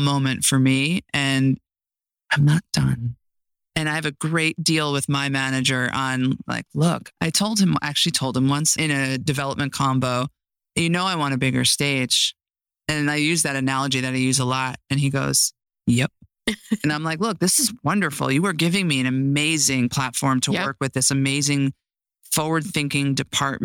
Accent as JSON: {"language": "English", "area": "Mahopac", "region": "New York", "country": "United States", "tie": "born or raised there", "moved": "yes", "lives_now": "Los Angeles, United States", "said": "I grew up 50 miles north of the city in Mayapack"}